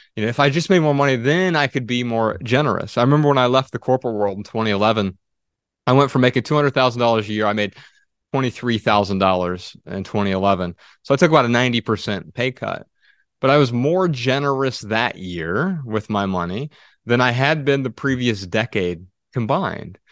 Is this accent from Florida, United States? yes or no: no; Dayton, Ohio, United States; we're from Dayton, Ohio